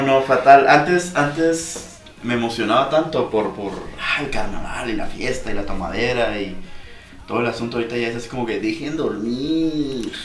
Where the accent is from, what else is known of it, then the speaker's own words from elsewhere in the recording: Mazatlán, Sinaloa, Mexico; somos de Mazatlán